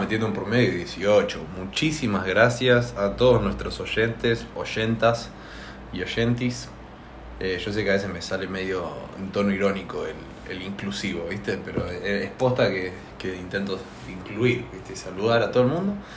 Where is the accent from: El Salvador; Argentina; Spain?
Argentina; somos argentinos